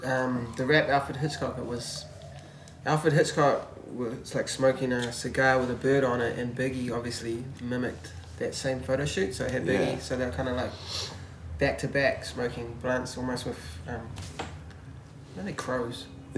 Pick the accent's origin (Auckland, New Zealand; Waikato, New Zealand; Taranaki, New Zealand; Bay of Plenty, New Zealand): Bay of Plenty, New Zealand; Kawerau; now in Tauranga, New Zealand; I'm from Kawerau